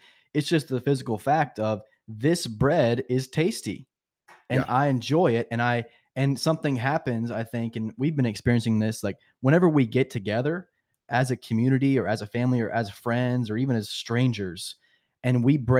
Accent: the Deep South, United States; I'm from the South.

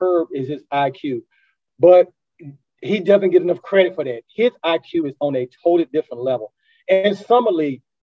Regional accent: Durham, North Carolina, United States; I grew up in Durham

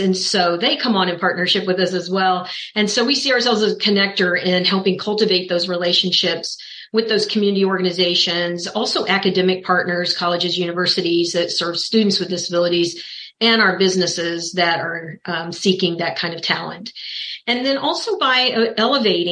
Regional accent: Kansas City, Missouri, United States; I was born and raised in Kansas City, Missouri, where I'm located now

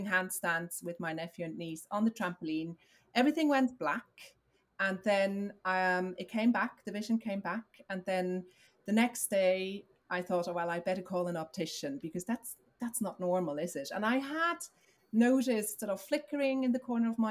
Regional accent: Switzerland; moved away as an adult; now in Dublin, Ireland; I'm originally from Switzerland. I moved across, 16 years ago

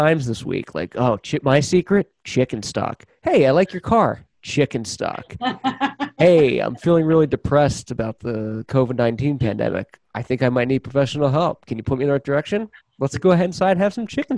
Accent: Philadelphia, Pennsylvania, United States; I grew up in Philadelphia where cheesesteaks and soft pretzels are king there

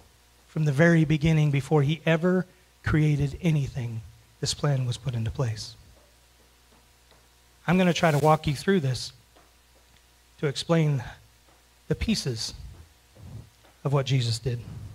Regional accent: Florida, United States; now in Kentucky, United States; I moved here from Florida. And in Florida, we don't have a whole lot of skunks.

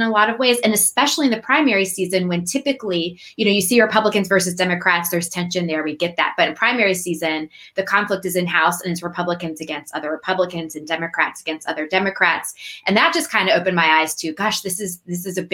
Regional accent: United States; I grew up just outside Washington, D.C.

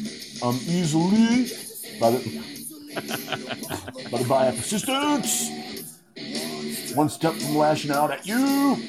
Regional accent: Detroit, Michigan, United States; moved away; also born or lived in Baltimore; I remember when I lived in Baltimore, they're like, you're not from around here, are you? And I'm like, no, I'm from Detroit.

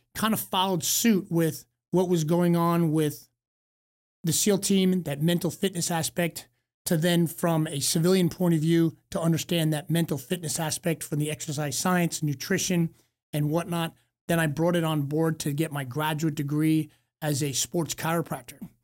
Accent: East Coast, United States; growing up on the East Coast

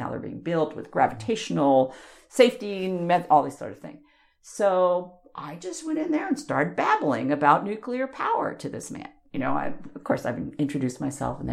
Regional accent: Long Island, New York, United States; moved away; also born or lived in Corvallis, Oregon; When I was growing up on Long Island

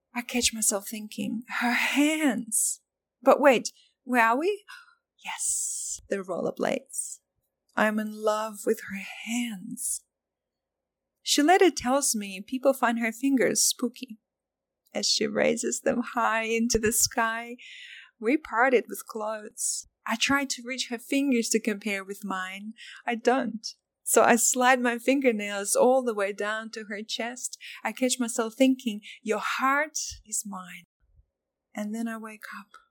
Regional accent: Myanmar; first language Burmese; English is a second language; moved away as an adult; I'm originally from Burma, and my whole life until I was 24, I have spoken primarily Burmese.

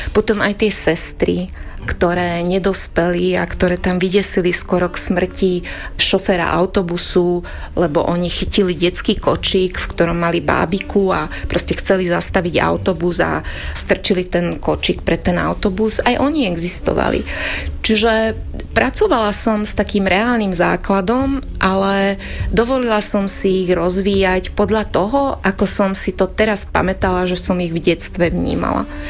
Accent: Lučenec, Banská Bystrica Region, Slovakia; born or raised there; Slovak is a second language; also born or lived in Gemerská Panica

